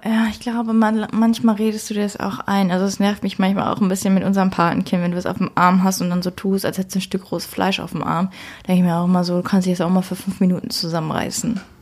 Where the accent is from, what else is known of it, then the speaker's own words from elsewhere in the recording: Germany; bei uns in Deutschland